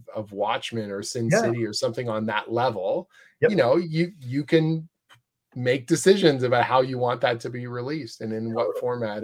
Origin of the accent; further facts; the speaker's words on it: Oshawa, Ontario, Canada; I grew up outside of Toronto, little city called Oshawa.